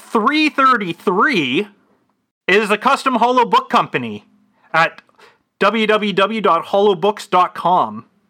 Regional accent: Canada; I'm Canadian

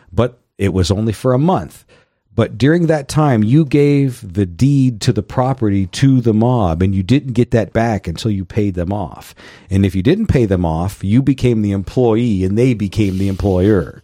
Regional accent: Youngstown, Ohio, United States; I grew up in Youngstown, Ohio

